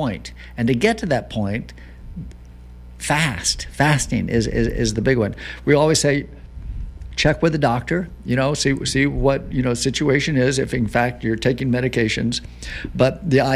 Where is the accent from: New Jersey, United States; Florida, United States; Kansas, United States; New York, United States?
Florida, United States; I'm from Florida.